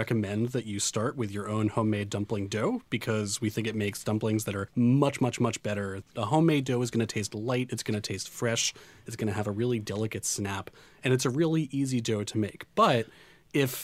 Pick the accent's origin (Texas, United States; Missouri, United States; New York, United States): New York, United States; New York City; to grow up in Queens